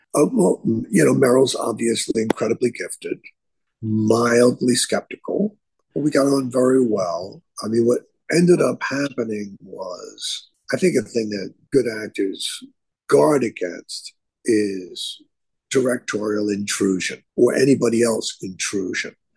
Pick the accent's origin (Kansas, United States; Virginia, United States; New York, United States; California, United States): New York, United States; New York City; I was a guy from the Bronx